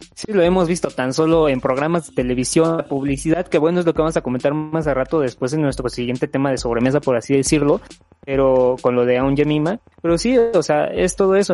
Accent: Mexico; como mexicanos

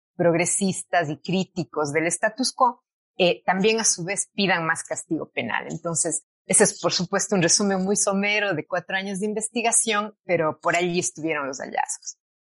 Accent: Cuenca, Azuay, Ecuador; also born or lived in England; yo soy de Cuenca, eh, nací en Cuenca, Ecuador, y he vivido prácticamente toda mi vida aquí, a excepción de los cuatro años del doctorado en Inglaterra

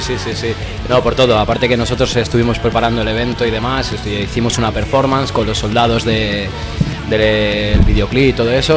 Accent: Community of Madrid, Spain; yo soy de la zona norte

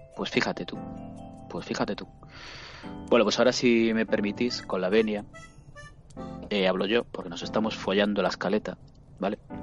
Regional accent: Vigo, Galicia, Spain; soy de Vigo

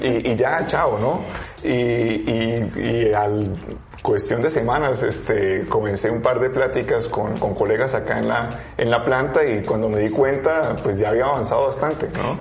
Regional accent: Colombia; moved away as an adult; now in Mexico; hoy mi tarea es ser un embajador en Colombia de México y ser acá en México un embajador de Colombia

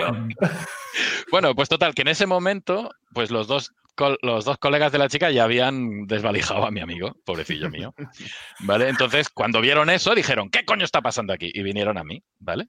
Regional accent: Barcelona, Catalonia, Spain; yo soy nacido y criado en Sarriá, que es zona, zona un poco así pijilla

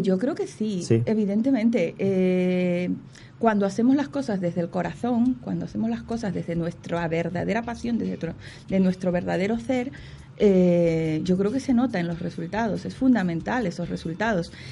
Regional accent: Ecuador; yo soy ecuatoriana

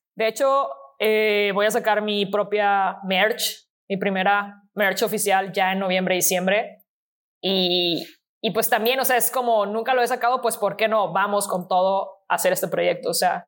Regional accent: Mexico

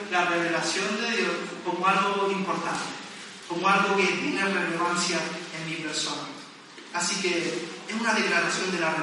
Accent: Las Palmas de Gran Canaria, Canary Islands, Spain; now in Tenerife, Spain; yo soy de Las Palmas y a veces incluyo Las Palmas en medio de mi frase.

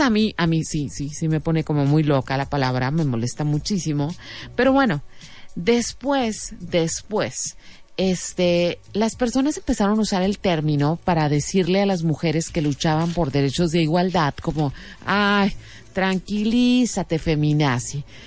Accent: Mexico; nosotros como mexicanos

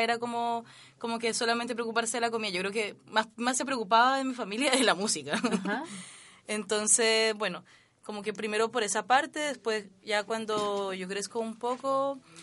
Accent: Cali, Valle del Cauca, Colombia; now in Chile; yo vengo de Cali también

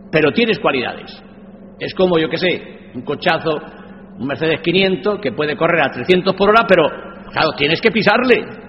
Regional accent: a village in the province of Cuenca, Castilla-La Mancha, Spain; dando clase a los analfabetos de mi pueblo, un pueblo conquense con mil y pico habitantes. Y yo con ocho años era ayudante de él

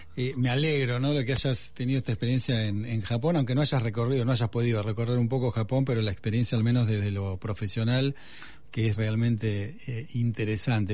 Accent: Argentina; somos autorreferenciales los argentinos

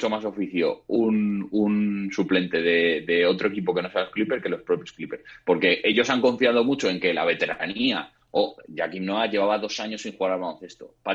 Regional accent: Madrid, Community of Madrid, Spain; que somos de Madrid, que no se nos note tanto, que no damos tiempo a la gente, por favor.

